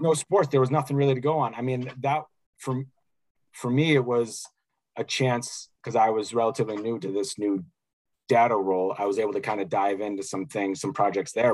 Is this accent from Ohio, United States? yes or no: no; Chicago, Illinois, United States; growing up in Chicago